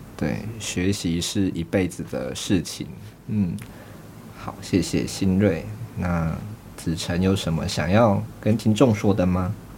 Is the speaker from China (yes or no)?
no; Nantou County, Taiwan; 我是南投人